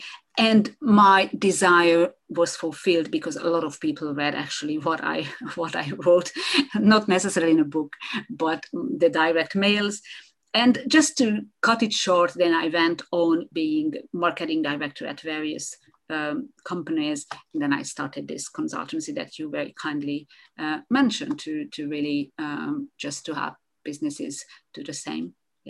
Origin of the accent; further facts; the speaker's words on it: Hungary; first language Hungarian; English is a second language; So that makes it, I think, 5 languages together with Hungarian, which is my mother tongue. I'm sorry. So that's my mother tongue.